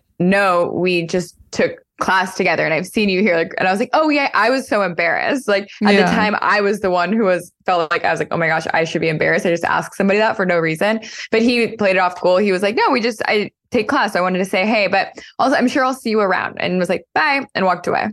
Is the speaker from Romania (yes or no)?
no; Arizona, United States; also born or lived in San Francisco, United States; now in Austin, United States; I am 33 and I live in Austin, Texas, but I'm originally from Arizona.